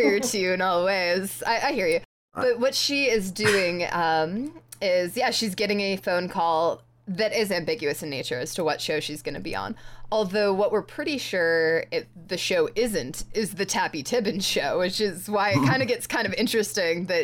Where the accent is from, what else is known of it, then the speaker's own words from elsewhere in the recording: New York, United States; I grew up in New York